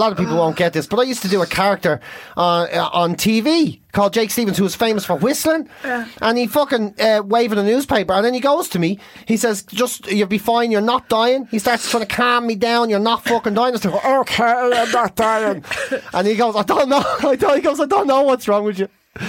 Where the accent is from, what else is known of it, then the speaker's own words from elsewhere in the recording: Monaghan, Ulster, Ireland; I'm from Monaghan